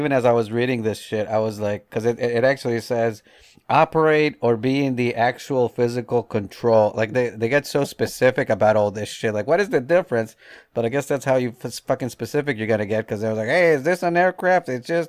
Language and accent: English; Northeast, United States; now in the South, United States; I grew up in the Northeast where Dunkin' Donuts was the only game in town